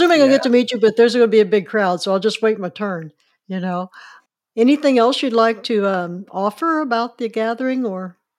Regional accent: Mattoon, Illinois, United States; I grew up in Mattoon

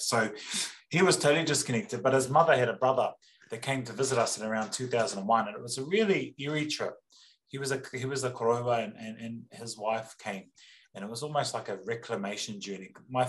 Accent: Australia; now in Hastings, New Zealand; I won't delve in too much, but born and raised in Australia, and when I returned here, I came back to my kahungunu side here in Hastings.

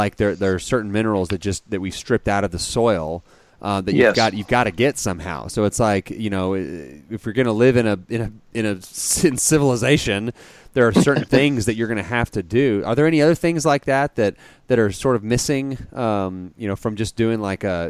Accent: Dallas, Texas, United States; now in Abilene, United States; I grew up in the Dallas area

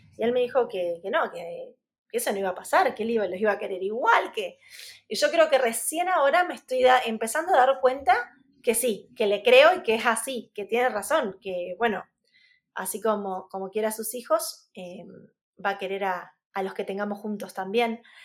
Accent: Arrecifes, Buenos Aires Province, Argentina; Arrecifes, que es mi ciudad natal

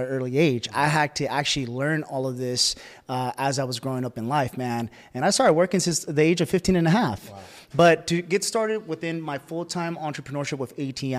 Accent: Bay Area, California, United States; I come from the Bay Area. The Bay Area is in Northern California near San Francisco

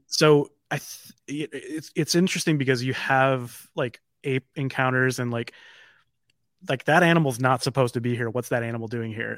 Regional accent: Midwest, United States; being a Midwesterner

